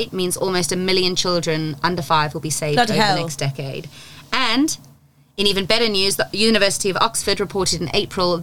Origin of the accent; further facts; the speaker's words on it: South Africa; Growing up in South Africa, malaria is a little bit of a bigger topic where I'm from